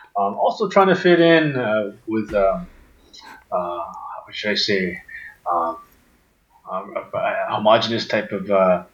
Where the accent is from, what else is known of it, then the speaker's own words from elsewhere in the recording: Orillia, Ontario, Canada; my sister and I, we grew up in a town called Orillia